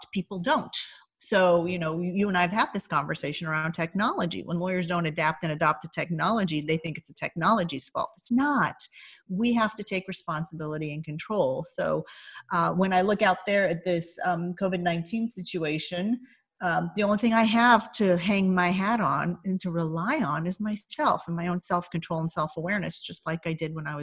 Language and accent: English; Indiana, United States; also born or lived in Iran; I grew up in Indiana